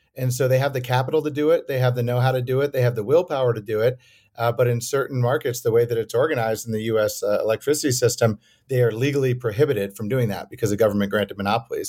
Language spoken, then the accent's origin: English; Madison, Wisconsin, United States; also born or lived in New York; I was born in New York, but grew up in Madison